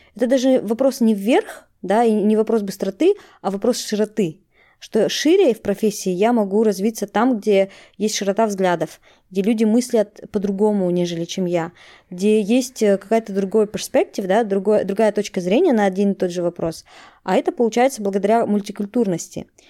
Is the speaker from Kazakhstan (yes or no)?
yes; Kazakhstan; moved away as an adult; now in Netherlands; Я из Казахстана, и я переехала в Нидерланды